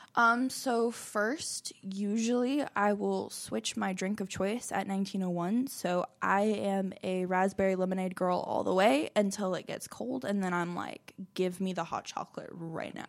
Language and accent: English; Orlando, Florida, United States; moved away as an adult; now in Chattanooga, United States; I was born in Orlando, Florida, but I moved to Chattanooga, Tennessee about six years ago